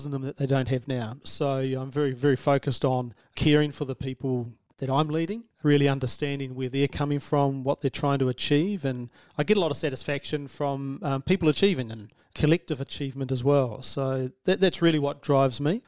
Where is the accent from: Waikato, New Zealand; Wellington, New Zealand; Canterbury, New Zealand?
Canterbury, New Zealand; moved away as an adult; now in Sydney, Australia; I come from Canterbury, New Zealand